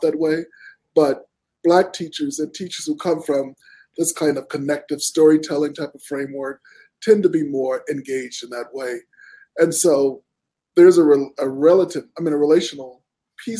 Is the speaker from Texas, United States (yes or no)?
yes; Houston, Texas, United States; I grew up in Houston, Texas